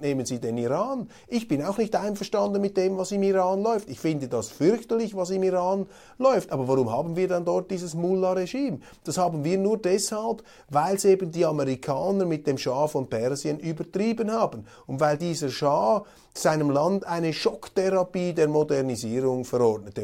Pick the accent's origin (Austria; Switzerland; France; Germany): Switzerland; als Schweizer